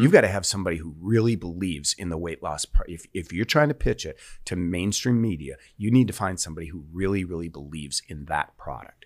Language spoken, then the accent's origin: English; Sheboygan, Wisconsin, United States; my hometown newspaper, the Sheboygan Press